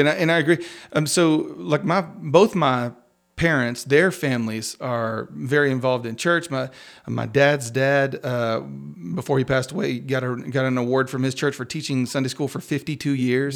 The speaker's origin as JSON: {"language": "English", "town": "Crosbyton", "region": "Texas", "country": "United States", "tie": "born or raised there", "said": "I grew up in the middle of nowhere on the other side of Crosbyton"}